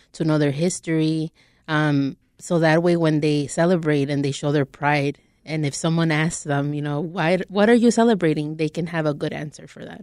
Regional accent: Chicago, Illinois, United States; I grew up in Little Village, born and raised

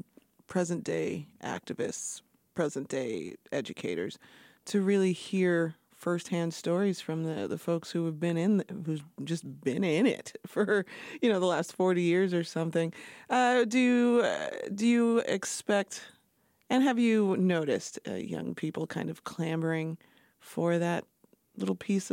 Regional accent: Chicago, Illinois, United States; I've lived in Chicago my whole life. I'm from the South Side

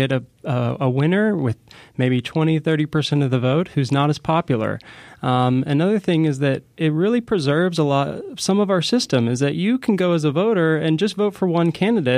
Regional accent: Florida, United States; now in Illinois, United States; I'm originally from Florida, actually, and I was there in 2000 during Bush v. Gore.

